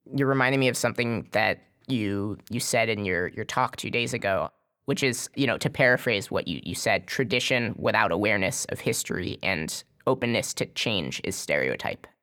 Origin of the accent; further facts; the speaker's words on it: United States; as an American Jew